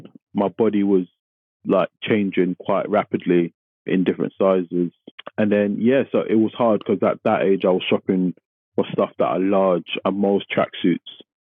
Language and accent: English; London, United Kingdom; I grew up in Tottenham, which is not the most affluent area